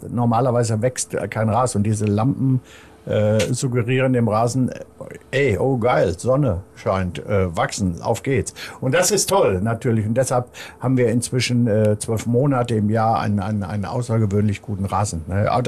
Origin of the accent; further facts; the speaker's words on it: North Rhine-Westphalia, Germany; Er gehört auch noch zu Nordrhein-Westfalen, ist meine Heimat.